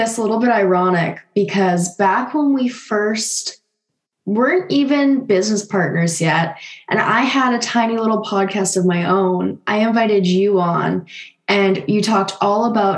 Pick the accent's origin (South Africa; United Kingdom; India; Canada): Canada; moved away; another Canadian girl